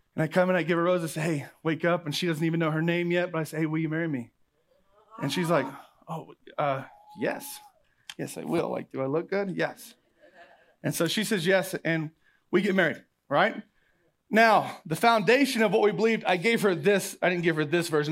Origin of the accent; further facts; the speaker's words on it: Oklahoma, United States; I'm from Oklahoma